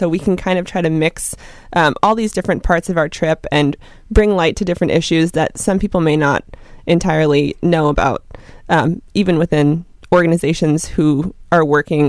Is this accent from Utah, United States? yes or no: no; Massachusetts, United States; now in Orange County, United States; back to my home state of Massachusetts.